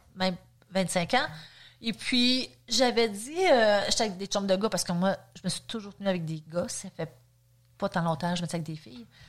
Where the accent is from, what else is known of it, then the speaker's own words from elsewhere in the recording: Saint-Jérôme, Quebec, Canada; moved away as an adult; now in Sainte-Adèle, Canada; je viens quand même de Saint-Jérôme. Euh, je suis née là-bas aussi. J'ai vraiment resté là